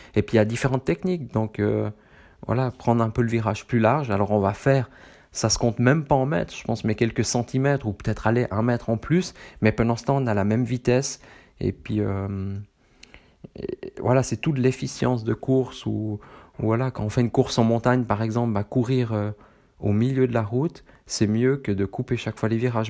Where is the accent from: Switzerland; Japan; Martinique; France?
Switzerland; accent: Swiss, from the very middle of Switzerland; moi j'ai un accent euh, suisse, du plein milieu de la Suisse, peut-être pas autant poussé que, que d'autres personnes de ma région